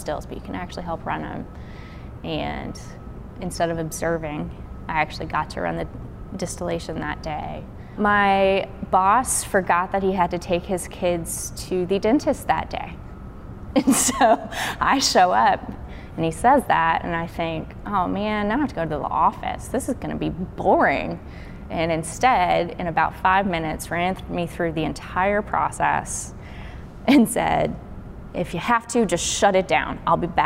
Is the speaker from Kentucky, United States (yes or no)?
yes; Burlington, Kentucky, United States; now in Memphis, United States; So I am originally from Kentucky. I grew up in a small town called Burlington.